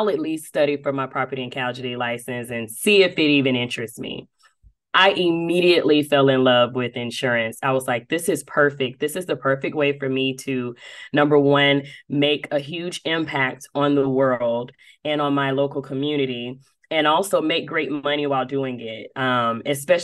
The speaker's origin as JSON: {"language": "English", "town": "Dothan", "region": "Alabama", "country": "United States", "moved": "yes", "lives_now": "Atlanta, United States", "said": "I am originally from Dothan, Alabama, but I have spent majority of my insurance career here in Atlanta, Georgia."}